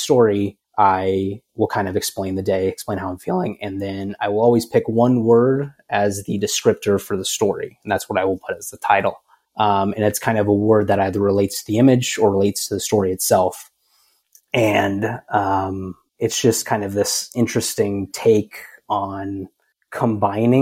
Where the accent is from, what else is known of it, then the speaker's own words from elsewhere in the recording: Cedar City, Utah, United States; moved away as an adult; also born or lived in Las Vegas, Nevada / Washington, D.C.; my hometown of Cedar City, Utah.